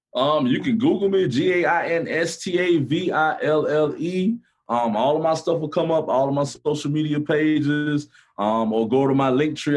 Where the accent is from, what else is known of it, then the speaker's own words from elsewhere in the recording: Gainesville, Florida, United States; I'm from Gainesville